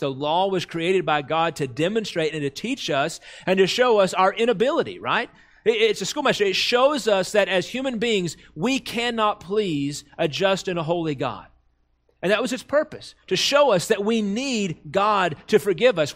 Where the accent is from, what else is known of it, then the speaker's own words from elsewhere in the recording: United States; Americans, as, as English speakers, we have one word for love